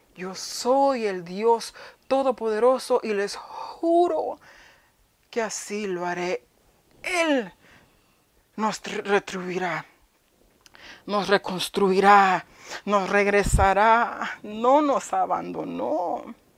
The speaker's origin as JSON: {"language": "Spanish", "region": "New York", "country": "United States", "tie": "born or raised there", "also_born_or_lived": "Honduras", "said": "Pero yo crecí en Nueva York, pero viví un tiempito en Honduras"}